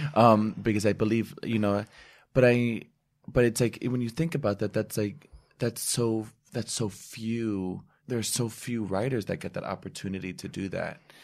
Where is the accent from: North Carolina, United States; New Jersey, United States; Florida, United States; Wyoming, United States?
New Jersey, United States; I was born and raised in New Jersey